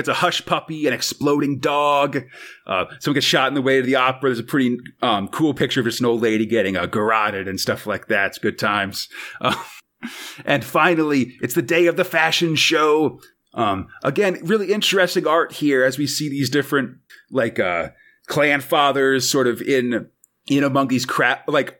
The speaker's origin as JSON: {"language": "English", "country": "United States", "said": "as an American"}